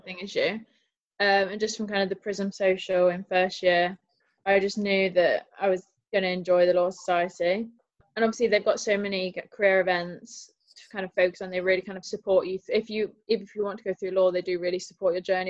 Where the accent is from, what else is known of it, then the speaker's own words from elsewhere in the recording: Nottingham, East Midlands, United Kingdom; moved away as an adult; now in Leeds, United Kingdom; I'm from Nottingham